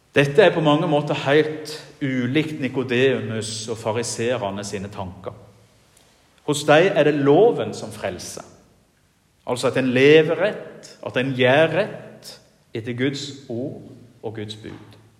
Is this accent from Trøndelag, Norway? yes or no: no; Jæren, Rogaland, Norway; now in Giske, Norway; hjemme på Jæren, der jeg kommer ifra